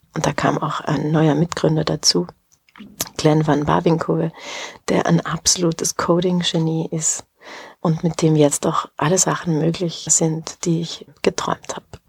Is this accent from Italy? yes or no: yes; Brixen, Trentino-Alto Adige, Italy; moved away as an adult; also born or lived in Bolzano / Paris; now in Vienna, Austria; Ich bin in Bozen geboren und bin auch in Brixen aufgewachsen